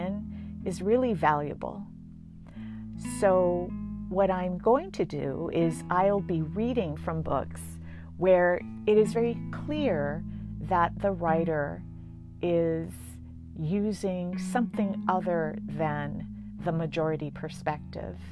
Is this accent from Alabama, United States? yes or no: no; Hawaii, United States; first language English; moved away as an adult; I was just as American as anyone else. I spoke English as my first language. I was educated as an American. And yet my college roommate, freshman year, when I got there, asked me, "Do you have indoor plumbing in Hawaii?"